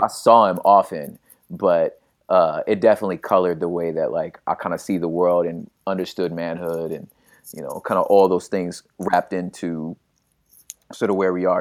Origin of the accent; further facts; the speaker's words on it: Los Angeles, California, United States; also born or lived in West Covina, California / La Puente, California; started off in South Central Los Angeles and then, um, kind of between there and, uh, area called the San Gabriel Valley, like West Covina, La Puente area of California.